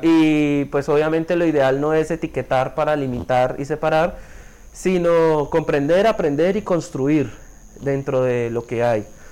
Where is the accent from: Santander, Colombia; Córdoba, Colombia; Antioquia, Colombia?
Santander, Colombia; Bucaramanga; moved away; soy de Santander, específicamente de la capital, soy de Bucaramanga, tengo 24 años